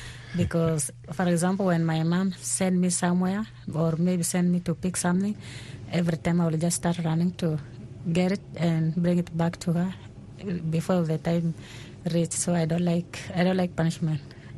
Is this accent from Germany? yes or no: no; Kakuma, Kenya; moved away; also born or lived in South Sudan; I have been in Kenya most of my life. I think I grew up there as a refugee in Kakuma refugee camp, which is in Kenya. And I left South Sudan in 2002.